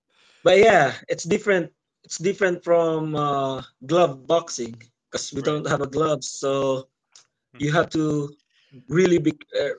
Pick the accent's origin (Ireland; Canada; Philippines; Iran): Philippines; And that's the first belt my hometown has. My hometown in VSE didn't have any belt or didn't have a professional athlete. I'm the only one there. I'm the only one. And yeah, so it's good. It's a good stay here in Philippines.